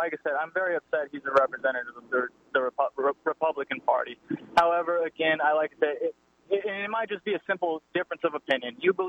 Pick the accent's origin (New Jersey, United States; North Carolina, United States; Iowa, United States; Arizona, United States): Arizona, United States; Phoenix; I'm an Hispanic from Phoenix, Arizona. So obviously a very large Hispanic community. I'm right in the thick of everything, raised on beans and rice